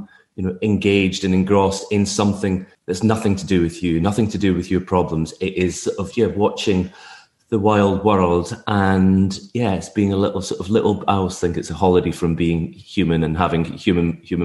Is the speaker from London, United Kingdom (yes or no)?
no; Tobermory, Scotland, United Kingdom; I grew up on the Isle of Mull